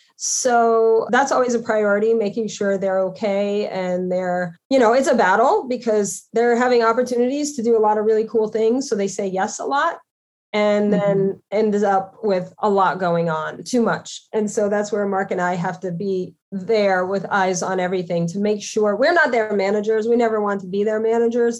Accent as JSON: {"language": "English", "region": "Louisiana", "country": "United States", "tie": "born or raised there", "also_born_or_lived": "New York City / Connecticut", "moved": "as an adult", "said": "I'm from Louisiana, so you know, I was raised to be respectful to others"}